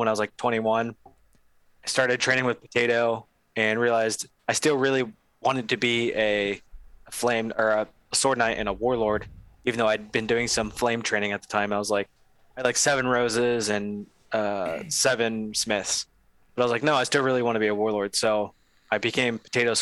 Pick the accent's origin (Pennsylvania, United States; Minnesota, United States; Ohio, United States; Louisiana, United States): Ohio, United States; moved away as an adult; now in Texas, United States; I'm from Ohio originally